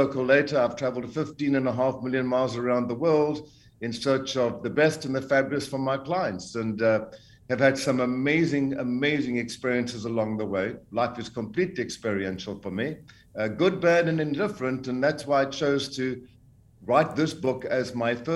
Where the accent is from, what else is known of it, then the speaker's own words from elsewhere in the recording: Zambia; accent: South African; also born or lived in South Africa / United States / Los Angeles; now in Portugal; I was born in Central Africa, Zambia. And at the age of 23, living in South Africa, I didn't really believe in the political system. So I emigrated to the United States.